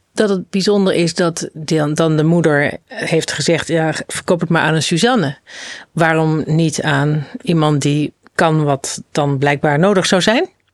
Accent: Zwolle, Overijssel, Netherlands; moved away; Ik was aan het logeren in mijn geboortestad Zwolle

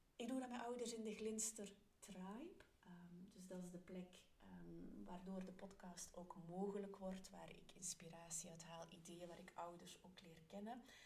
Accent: Belgium; ik ben een Belg

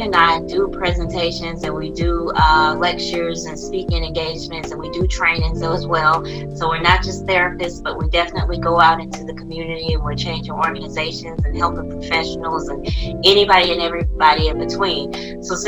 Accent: Birmingham, Alabama, United States; I'm from, you know, Birmingham, Alabama.

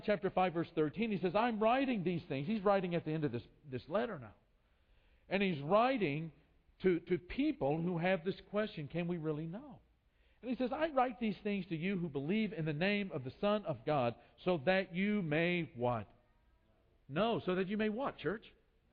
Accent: United States; moved away as an adult; also born or lived in Brazil; we're from the United States.

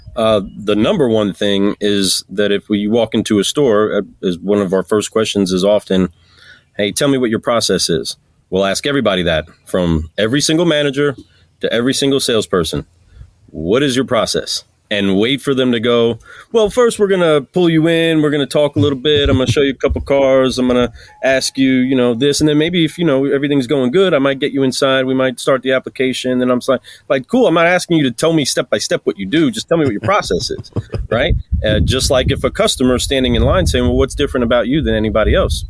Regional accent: New York, United States; I'm a New Yorker

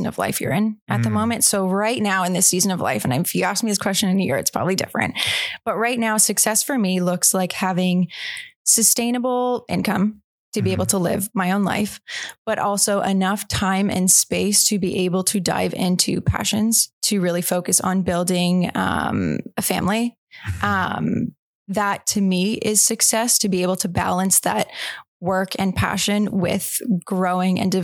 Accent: Oakville, Ontario, Canada; I grew up in just west of Toronto in a town called Oakville.

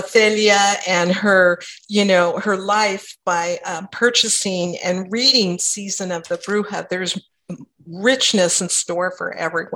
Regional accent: Southern California, United States; growing up in Southern California

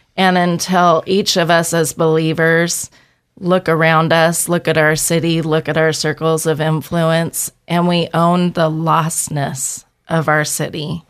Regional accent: Boise, Idaho, United States; born and raised in Boise, Idaho

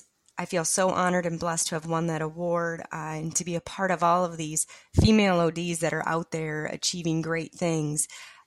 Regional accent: North Carolina, United States; I'm from North Carolina.

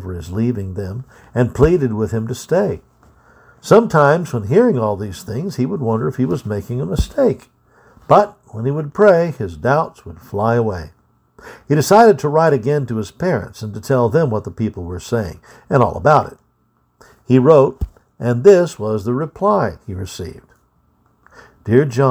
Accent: United States; being an American

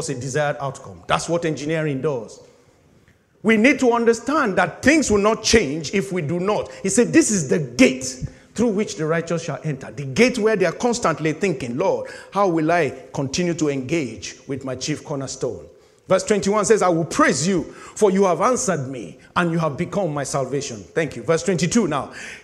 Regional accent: Nigeria; moved away as an adult; finishing youth service in my home country

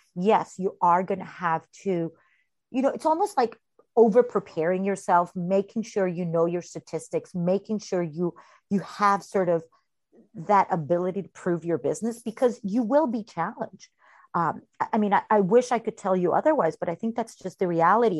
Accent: Costa Rica; moved away as an adult; now in New York, United States; I was born and raised in Costa Rica.

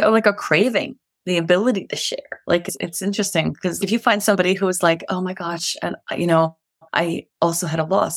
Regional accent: New York City, New York, United States; moved away as an adult; now in Colorado, United States; we're Irish Catholics from the Bronx.

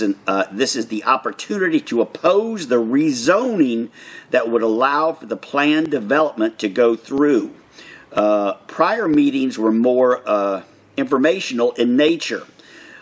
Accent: Orlando, Florida, United States; now in Bartow County, Georgia, United States; born and raised in Orlando

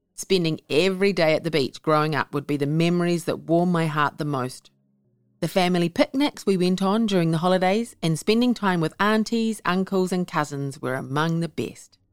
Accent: Whitianga, Waikato, New Zealand; moved away as an adult; also born or lived in Pearl City, Hawaii / Rialto, California / Lake Havasu, Arizona; now in Las Vegas, United States; I was born in Whatianga in nineteen sixty-three. My mum was also born there before me.

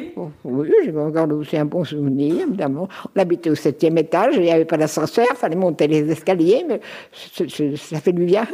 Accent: Normandy, France; moved away as an adult; also born or lived in Paris / Lorraine / Canton of Bern; now in Biel, Switzerland; nous avons quitté la Normandie ensemble

